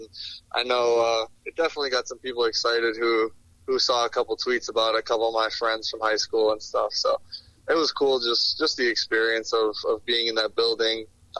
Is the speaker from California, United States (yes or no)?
no; Detroit, Michigan, United States; Obviously growing up in Detroit, you kind of watch the Lions the most.